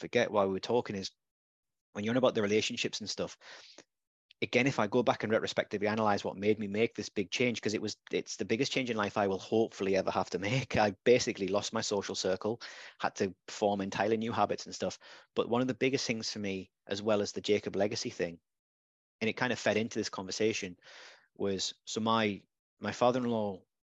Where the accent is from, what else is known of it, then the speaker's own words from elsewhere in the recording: Redcar, North East England, United Kingdom; now in Gateshead, United Kingdom; I wasn't brought up in Gateshead or Newcastle. I was brought up in Redcar.